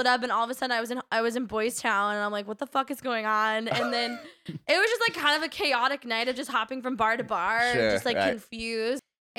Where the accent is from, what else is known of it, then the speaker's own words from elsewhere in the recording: the South, United States; he was literally fighting with us about how we're from the South.